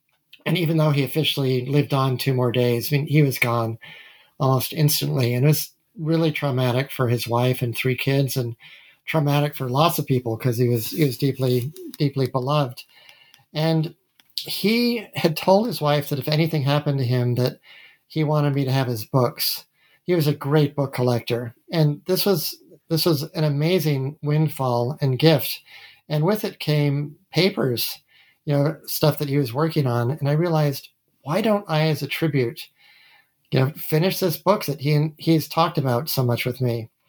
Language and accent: English; Massachusetts, United States; also born or lived in Utah; I was born in Utah. I grew up in Massachusetts.